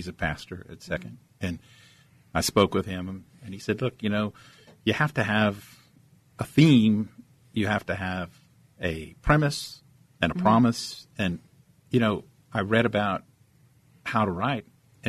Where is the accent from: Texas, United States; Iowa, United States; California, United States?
Texas, United States; San Angelo; also born or lived in Germany; So, I was raised in West Texas.